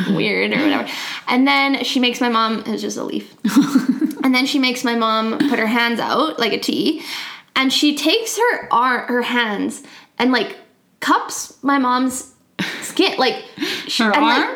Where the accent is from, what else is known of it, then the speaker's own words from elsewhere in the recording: Medicine Hat, Alberta, Canada; I'm from Medicine Hat